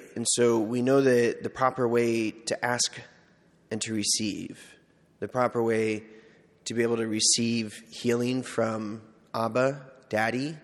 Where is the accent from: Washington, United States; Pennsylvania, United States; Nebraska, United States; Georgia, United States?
Nebraska, United States; McCook; born or raised there; moved away as an adult; also born or lived in Seward